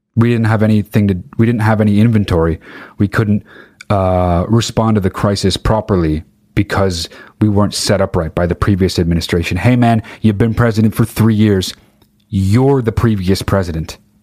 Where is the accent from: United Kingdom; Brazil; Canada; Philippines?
United Kingdom; I'm fucking British.